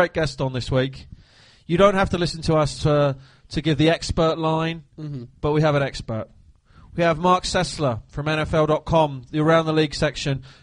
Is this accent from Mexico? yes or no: no; Surrey, South East England, United Kingdom; I hail from Surrey myself. Yes, perfect. I do. My family, born and bred there. We're all Surrey people.